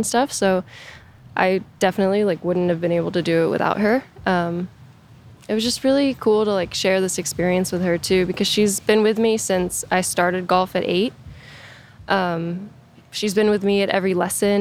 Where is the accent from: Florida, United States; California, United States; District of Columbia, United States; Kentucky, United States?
Florida, United States; Orlando; also born or lived in Jupiter, Florida; when I was 10, I moved to Orlando. And I pretty much grew up playing in tournaments and stuff in Orlando